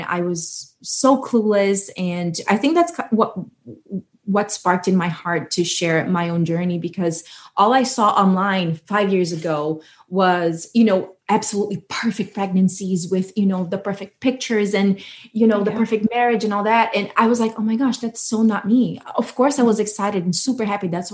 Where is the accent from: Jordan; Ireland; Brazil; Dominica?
Brazil; moved away as an adult; also born or lived in New Jersey, United States; now in Georgia, United States; I was born and raised in Brazil, and I moved to America when I was 22. And now we live in Georgia